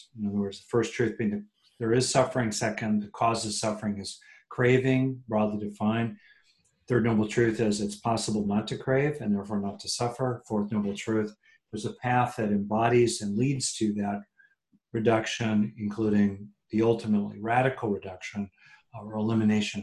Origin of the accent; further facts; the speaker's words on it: California, United States; I'm from California